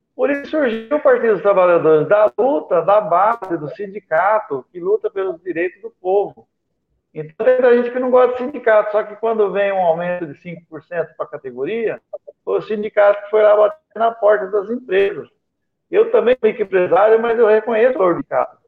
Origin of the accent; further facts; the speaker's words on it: Brazil; como brasileiro. Eu quero que o meu povo tenha vida e vida digna